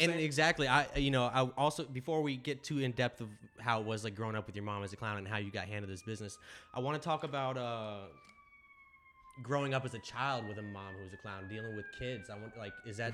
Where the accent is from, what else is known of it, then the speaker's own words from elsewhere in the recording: Deerfield Beach, Florida, United States; also born or lived in upstate New York; I grew up mostly in Florida, middle school and high school